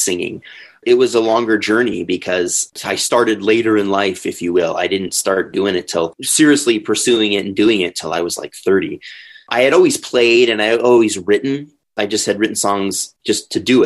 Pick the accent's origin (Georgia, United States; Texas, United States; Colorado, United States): Colorado, United States; Denver; also born or lived in Springfield, Illinois; I'm from here. I've been here. Well, actually, I've been here since I was 3 years old.